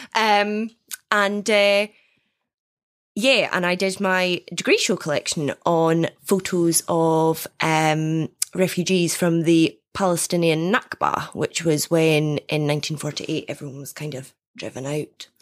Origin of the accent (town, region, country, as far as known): Dundee, Scotland, United Kingdom; born or raised there